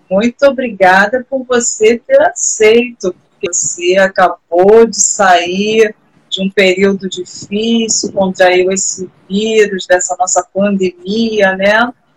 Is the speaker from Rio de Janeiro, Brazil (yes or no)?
yes; Rio de Janeiro, Brazil; Eu sou do Rio de Janeiro